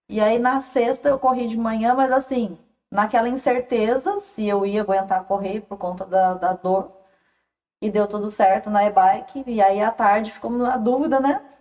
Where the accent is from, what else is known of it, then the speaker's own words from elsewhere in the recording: Goiânia, Goiás, Brazil; Eu sou de Goiânia